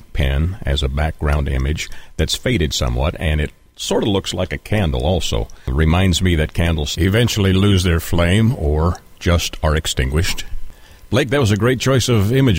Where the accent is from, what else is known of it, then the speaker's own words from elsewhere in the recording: Canada; Canada, my home country